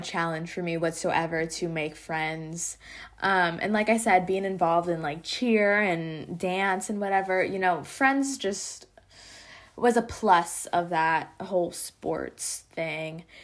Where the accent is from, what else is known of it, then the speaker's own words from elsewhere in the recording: Pennsylvania, United States; now in Georgia, United States; I grew up in Pennsylvania up until twenty sixteen, and then I moved here to Georgia.